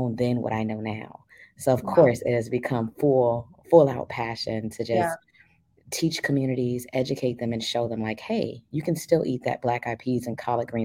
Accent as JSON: {"language": "English", "town": "Miami", "region": "Florida", "country": "United States", "tie": "born or raised there", "said": "because I grew up in Liberty City, we did not have access to a lot of healthy foods."}